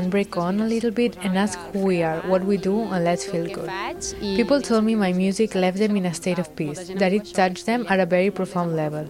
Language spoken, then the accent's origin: English; Sabadell, Catalonia, Spain; English is a second language; now in Barcelona, Spain